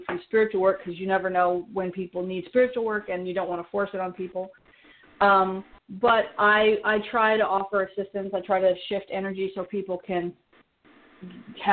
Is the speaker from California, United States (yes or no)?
yes; Oakland, California, United States; moved away as an adult; also born or lived in Los Angeles; I grew up in the Bay Area, born in Oakland, raised there